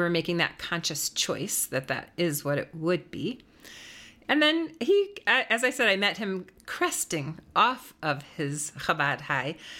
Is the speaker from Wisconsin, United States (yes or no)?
yes; Wisconsin, United States; also born or lived in New York area; now in Denver, United States; I was from Wisconsin